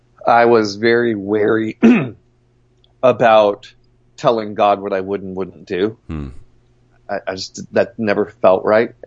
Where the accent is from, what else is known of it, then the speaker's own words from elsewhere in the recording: Long Island, New York, United States; also born or lived in Southern California / Nashville / St. Louis; now in Denver, United States; Long Island, New York.